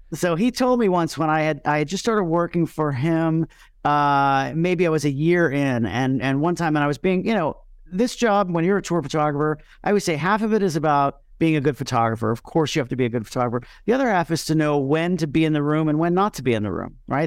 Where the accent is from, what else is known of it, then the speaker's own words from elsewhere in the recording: Miami, Florida, United States; My hometown is Miami, Florida